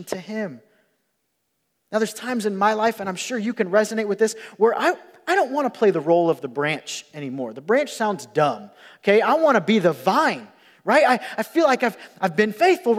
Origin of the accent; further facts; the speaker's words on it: Rockford, Illinois, United States; I grew up in Rockford, Illinois